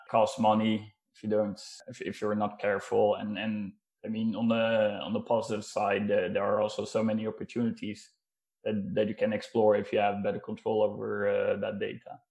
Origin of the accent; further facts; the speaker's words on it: Netherlands; moved away as an adult; now in Norway; I'm actually originally from the Netherlands and uh, moved to Norway uh, back in uh, 2016